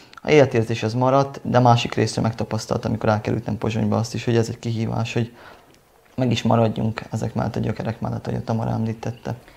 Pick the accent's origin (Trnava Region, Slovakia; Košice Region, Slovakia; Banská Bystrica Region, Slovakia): Trnava Region, Slovakia; Csallóköz; also born or lived in Bratislava; nekem az egy életérzés, hogy magyar vagyok, és azon pedig csallóközi magyar